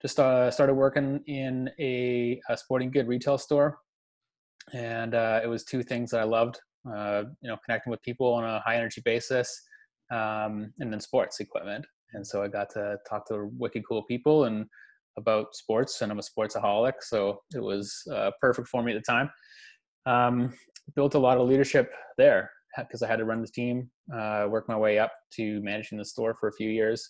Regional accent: Victoria, British Columbia, Canada; I am born and raised in beautiful Victoria, BC, long family roots here

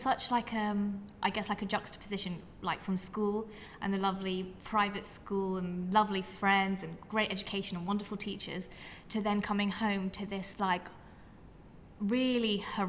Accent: Surrey, South East England, United Kingdom; also born or lived in West London; when we all moved together, we moved from West London to Surrey.

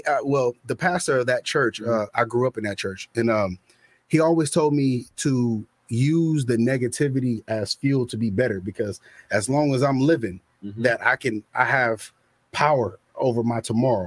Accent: San Francisco, California, United States; also born or lived in Hayward, California; I grew up in San Francisco, California, man. Born and raised. Raised in Hayward

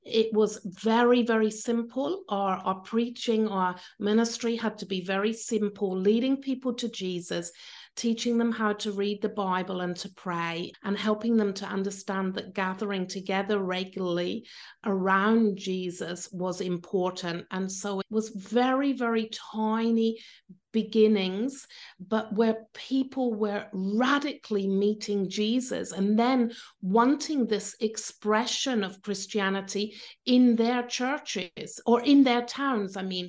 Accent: Cornwall, South West England, United Kingdom; moved away as an adult; now in Austria; I'm British, I come from Cornwall in England.

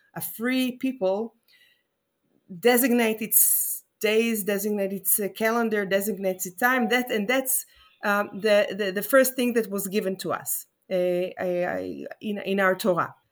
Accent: Jerusalem, Jerusalem District, Israel; I'm talking to you now from Jerusalem. Um, she's my hometown

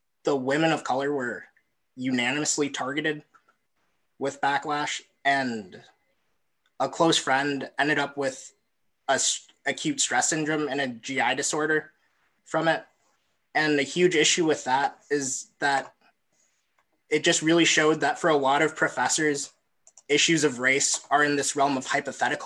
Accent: Bloomington, United States; I'm from Bloomington

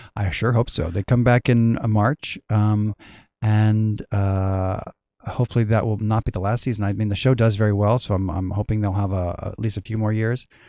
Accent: Tacoma, Washington, United States; moved away as an adult; also born or lived in Inglewood, California / South Pasadena, California / Mission Viejo, California; when I grew up in Tacoma, we lived by two big military bases

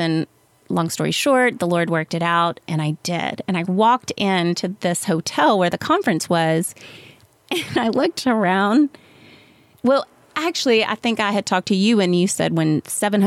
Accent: South Louisiana, United States; moved away; I grew up in South Louisiana

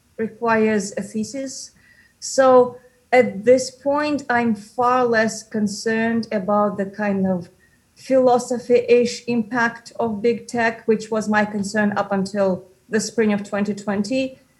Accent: Moscow, Russia; moved away as an adult; now in New York, United States

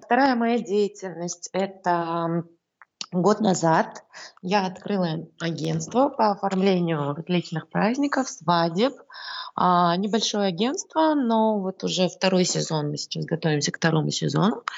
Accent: Saint Petersburg, Russia; moved away as an adult; now in Astana, Kazakhstan; Сама я родилась в Ленинграде.

